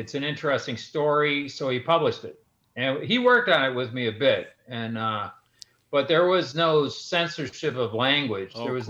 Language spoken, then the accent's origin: English; Chicago, Illinois, United States; I grew up in Central Austin on Chicago Avenue, and I grew up in a street called Menard